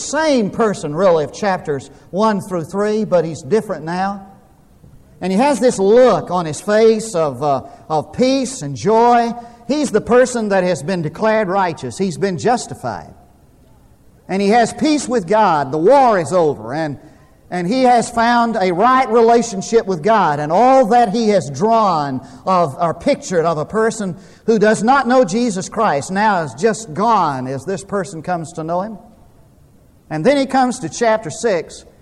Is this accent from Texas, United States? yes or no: yes; Munday, Texas, United States; when I was growing up in Mundy, Texas, there wasn't a lot